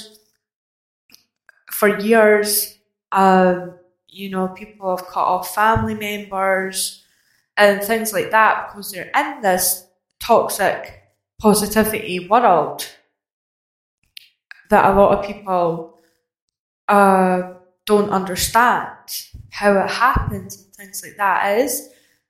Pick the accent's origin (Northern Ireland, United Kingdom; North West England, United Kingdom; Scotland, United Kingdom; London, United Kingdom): Scotland, United Kingdom; I'm Scottish